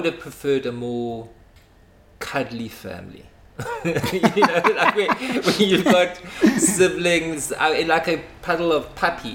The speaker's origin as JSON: {"language": "English", "town": "Pietermaritzburg", "region": "KwaZulu-Natal", "country": "South Africa", "tie": "born or raised there", "moved": "yes", "lives_now": "Cape Town, South Africa", "said": "I was born in Pietermaritzburg."}